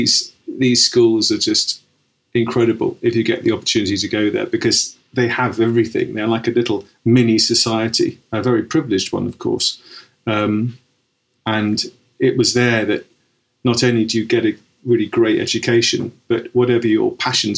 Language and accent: English; Cobham, South East England, United Kingdom; I grew up in Surrey, in Cobham.